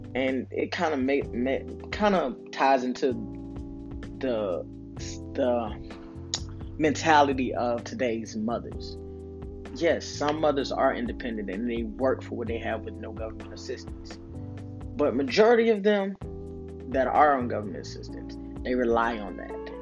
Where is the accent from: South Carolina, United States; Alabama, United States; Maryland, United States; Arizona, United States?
South Carolina, United States; Camden; also born or lived in Panama City, Florida; In my hood, in the tracks in Camden, South Carolina, we had the laundromat and Mr. Watkins Store.